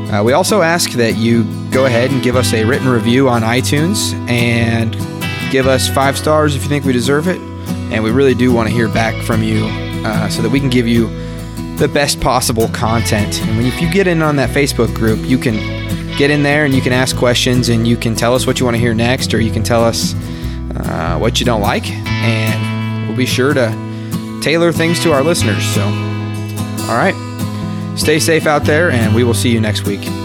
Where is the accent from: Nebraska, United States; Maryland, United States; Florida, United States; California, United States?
Nebraska, United States; I'm from Nebraska